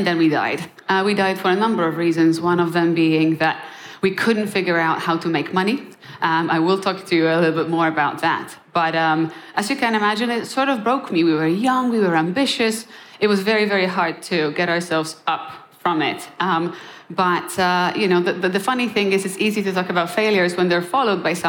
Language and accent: English; Poland; moved away; also born or lived in Krakow, Poland; I'm born and raised in Poland